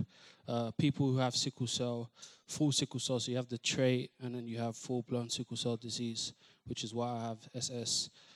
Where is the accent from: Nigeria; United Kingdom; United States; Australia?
United Kingdom; London; I'm from East London